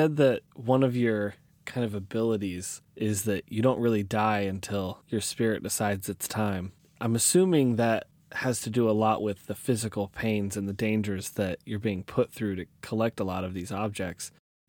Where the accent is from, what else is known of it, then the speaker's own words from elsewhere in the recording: Oregon, United States; I'm from Oregon myself, so I should have known.